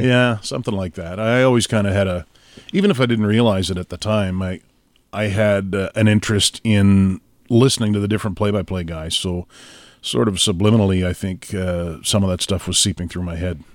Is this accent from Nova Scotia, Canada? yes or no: yes; Trenton, Nova Scotia, Canada; now in Montreal, Canada; I grew up in Trenton, Nova Scotia, town of, uh, about three thousand at the time, but dwindling since